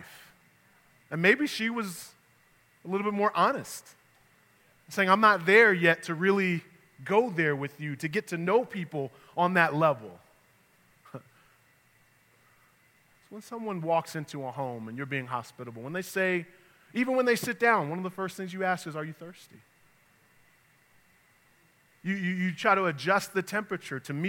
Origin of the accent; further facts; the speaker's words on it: New York, United States; moved away; also born or lived in the South (US); I'm from New York, but I was in the South for 19 years